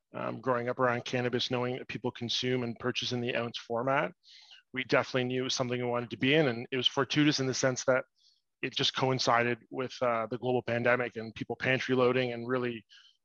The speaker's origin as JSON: {"language": "English", "town": "Toronto", "region": "Ontario", "country": "Canada", "tie": "born or raised there", "said": "I'm actually born and raised in Toronto, just outside"}